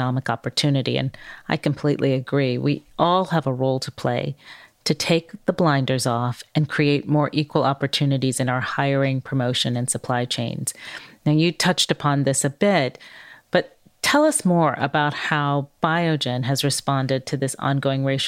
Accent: Oakland, California, United States; I grew up in Oakland, California, the daughter of two public health leaders

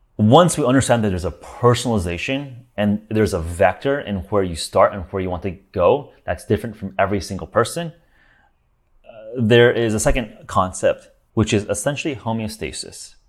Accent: Los Angeles, California, United States; I grew up in Los Angeles

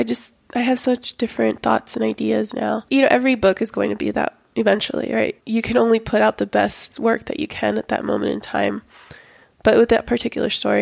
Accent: Miami, Florida, United States; also born or lived in Lima, Peru; I grew up in Miami

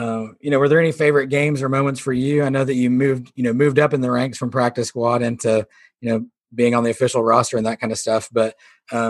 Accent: Missouri, United States; now in Arkadelphia, United States; Yeah, I'm actually from Missouri

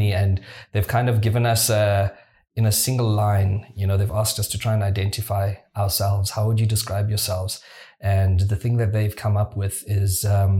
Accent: Mthatha, Eastern Cape, South Africa; moved away; also born or lived in Johannesburg; I come from a small town. I'm from Mthatha in the Eastern Cape

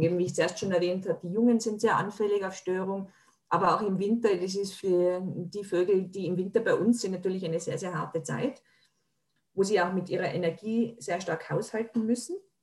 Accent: Tyrol, Austria; bei uns in Tirol

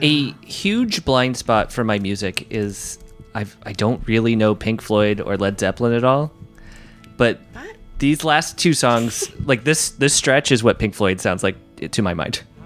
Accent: United Kingdom; as a British person

